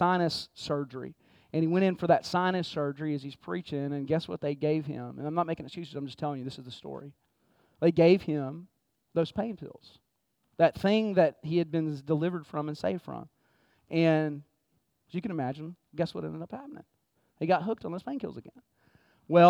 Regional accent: Texas, United States; moved away; I grew up in Texas, man, and my dad was my hero

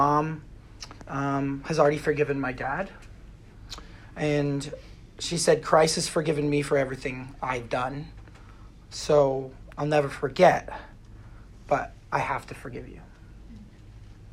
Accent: Pennsylvania, United States; I drove from my hometown in Pennsylvania

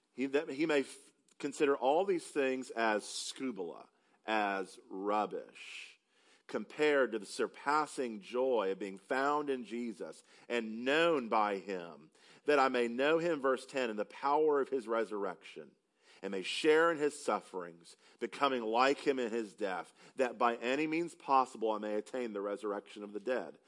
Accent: upstate South Carolina, United States; moved away as an adult; now in Texas, United States; Because I am not from Texas, I have the opportunity to tell people, because they can't quite place my accent, that I'm from South Carolina

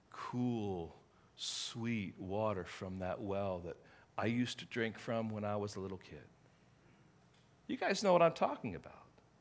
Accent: England, United Kingdom; I remember growing up in England, and I remember walking into an American home, because there were not too many of them, and you can smell the peanut butter.

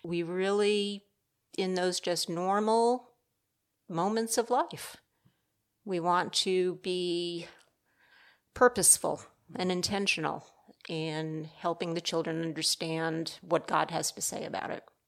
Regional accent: Rhode Island, United States; moved away as an adult; also born or lived in Michigan; I'm actually a transplant from the Northeast. Uh, my husband's from New Jersey, I'm from Rhode Island.

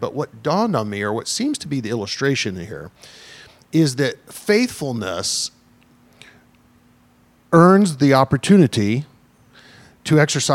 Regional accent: Deep South, United States; I grew up in the Deep South

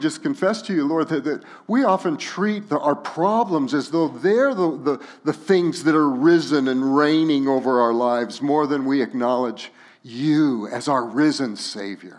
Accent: Los Alamos, New Mexico, United States; my hometown of Los Alamos, New Mexico

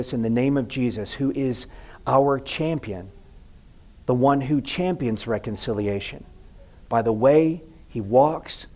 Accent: the South, United States; I grew up in the South

